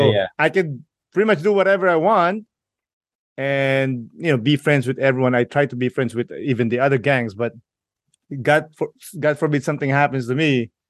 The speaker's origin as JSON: {"language": "English", "country": "Philippines", "tie": "born or raised there", "said": "I grew up in the Philippines, and I grew up, unfortunately, grew up in like a, you know, a rough neighborhood too."}